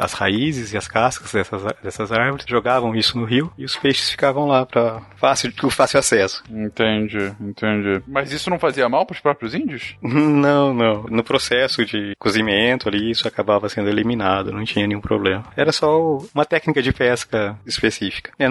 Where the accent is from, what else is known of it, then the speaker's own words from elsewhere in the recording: Paraná, Brazil; eu sou do Paraná, tá?